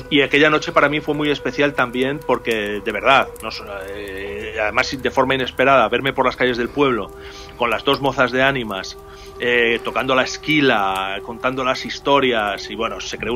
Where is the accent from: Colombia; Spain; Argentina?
Spain; Salamanca, Castile and León; yo soy de Salamanca